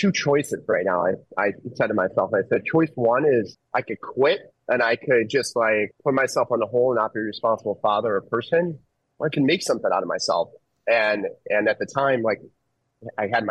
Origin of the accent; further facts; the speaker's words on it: Chicago, Illinois, United States; I grew up on the southeast side of Chicago